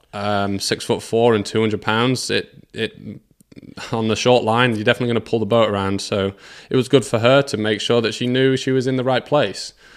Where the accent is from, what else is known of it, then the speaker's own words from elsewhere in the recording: England, United Kingdom; I, like a lot of kids in England, we s, skied in winter breaking the ice.